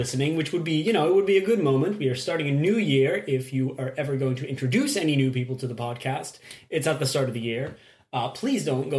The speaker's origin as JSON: {"language": "English", "country": "Belgium", "said": "we are from Belgium."}